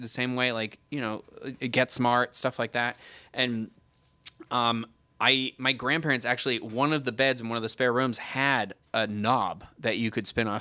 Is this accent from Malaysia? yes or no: no; Carver, Massachusetts, United States; my hometown of Carver, Massachusetts